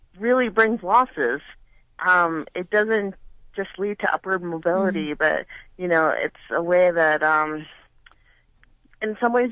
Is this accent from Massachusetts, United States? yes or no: yes; Holyoke, Massachusetts, United States; also born or lived in Northfield, Massachusetts; growing up in Holyoke